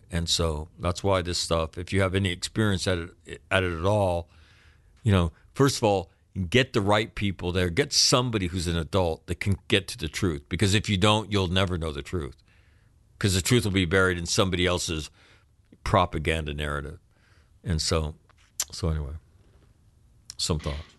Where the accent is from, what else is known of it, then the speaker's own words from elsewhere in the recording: United States; as an American kid